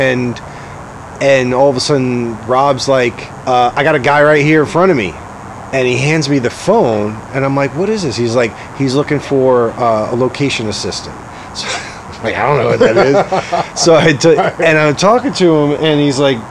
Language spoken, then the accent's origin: English; New York City, New York, United States; moved away as an adult; also born or lived in Rhode Island / Boston; I'm originally from Staten Island, and I went to high school in upstate New York